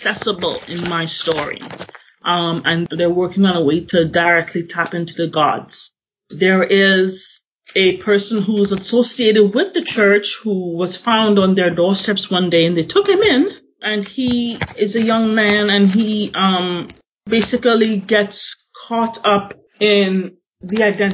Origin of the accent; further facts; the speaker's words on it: Trinidad & Tobago; now in Canada; I was raised in Trinidad, but however, I was born in Canada. I am living in Canada now.